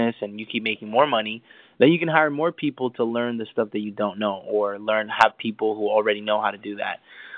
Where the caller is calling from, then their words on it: Los Angeles, California, United States; I'm calling from Los Angeles.